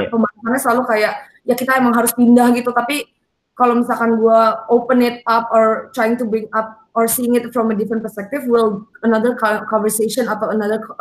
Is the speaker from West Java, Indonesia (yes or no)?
no; Jakarta, Indonesia; Um, sebagai orang Jakarta, gue rasa itu kayak lumayan normal kan kita kayak cuman Jawa, Bali gitu hmm. kan dan that's how um, I was brought up juga